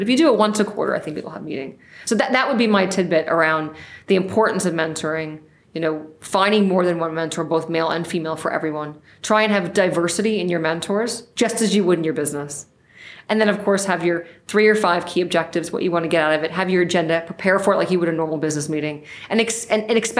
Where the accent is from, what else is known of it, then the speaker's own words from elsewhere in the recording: United States; I'm from New York